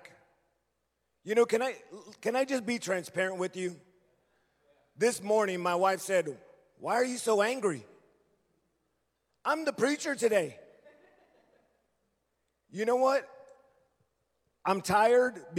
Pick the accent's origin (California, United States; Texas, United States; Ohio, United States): California, United States; Los Angeles; I grew up in Los Angeles